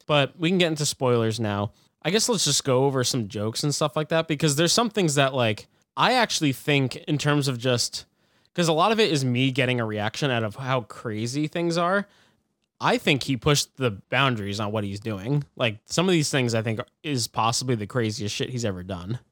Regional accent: United States; as an American

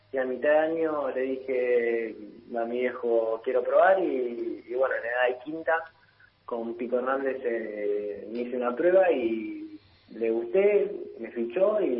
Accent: Italy; seis años en Milán y un año en, en Roma. Eh, básicamente viví toda mi vida en Italia.

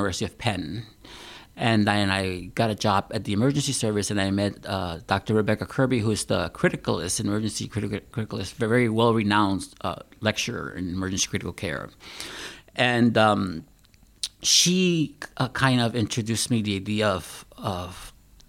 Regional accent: Puerto Rico; also born or lived in Pennsylvania; now in Wisconsin, United States; I am originally from Puerto Rico

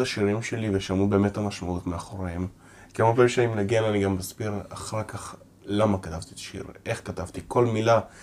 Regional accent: Ramat Gan, Tel Aviv District, Israel; first language Russian; נולדתי בישראל, תל השומר

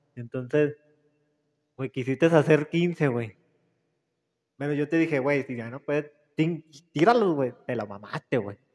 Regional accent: Mexico; venimos de la Morelos, morelocos

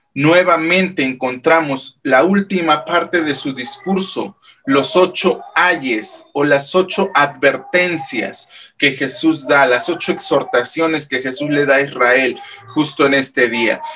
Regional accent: Mexico; el calendario civil que nosotros llevamos como mexicanos

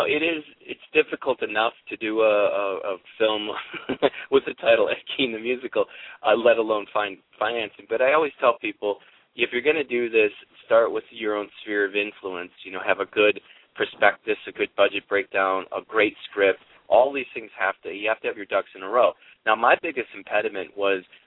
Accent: Appleton, Wisconsin, United States; I'm from Appleton, Wisconsin

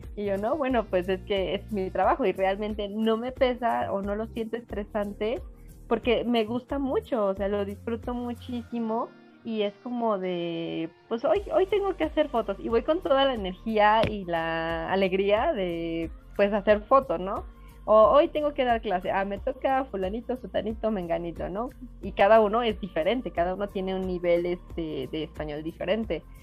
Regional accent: Mexico; yo soy mexicana

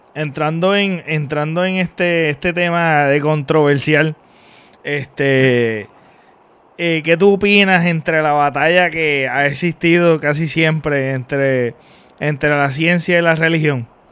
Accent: Mayagüez, Puerto Rico; yo soy de Mayagüez

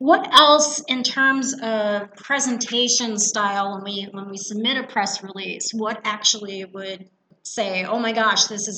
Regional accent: Longmont, Colorado, United States; now I'm in my hometown, Longmont, Colorado, at the Longmont Library

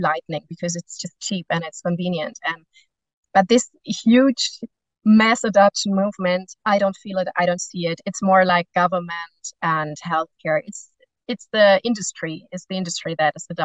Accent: Germany; now in Spain; I'm from Germany, I live in Spain

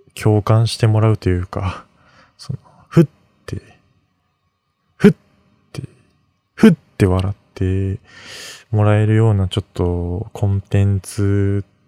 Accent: Mie, Japan; moved away as an adult; now in Tokyo, Japan; 出身は三重県

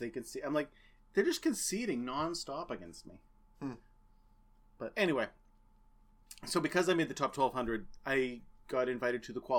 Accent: United States; the best two podcasters who grew up in the Merrimack Valley.

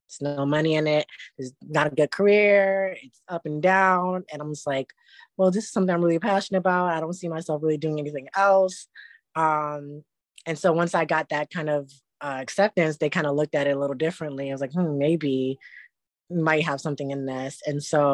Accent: Syracuse, New York, United States; moved away as an adult; also born or lived in New Jersey; now in New York City, United States; I'm from Syracuse, New York. Started dancing around 15, actually training around late 16. From there, spent my time just training in Syracuse, New York.

